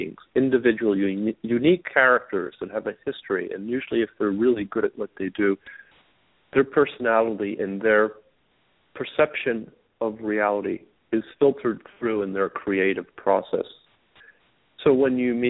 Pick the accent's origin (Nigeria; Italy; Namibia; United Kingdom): Italy; moved away; I was exposed to art at a very early age because I grew up in Europe, in Italy.